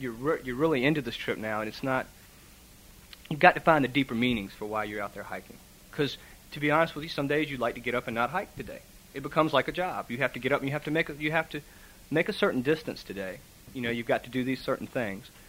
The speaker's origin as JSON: {"language": "English", "region": "Virginia", "country": "United States", "said": "I'm from Virginia, so I have already done a lot of hiking in Virginia."}